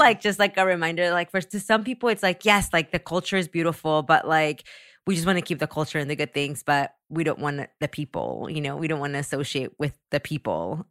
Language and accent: English; San Antonio, Texas, United States; also born or lived in Mexico; now in Los Angeles, United States; I grew up in San Antonio